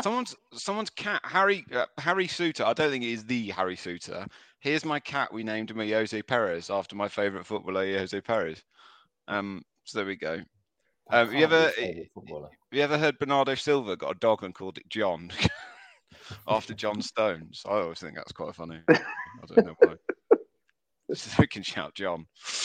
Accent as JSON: {"language": "English", "town": "Carlisle", "region": "North West England", "country": "United Kingdom", "tie": "born there", "said": "I was born in Carlisle."}